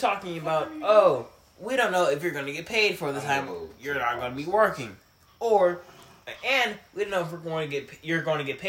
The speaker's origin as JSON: {"language": "English", "town": "Philadelphia", "region": "Pennsylvania", "country": "United States", "said": "I'm from Philly"}